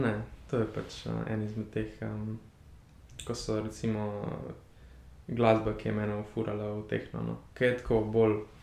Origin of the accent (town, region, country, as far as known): Slovenia; also born or lived in Berlin